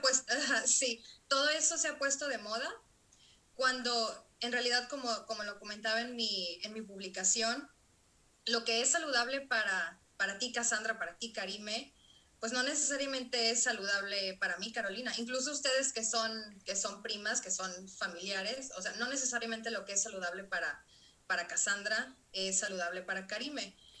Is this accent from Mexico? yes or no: yes; Mexico; also born or lived in Monterrey; soy una mujer mexicana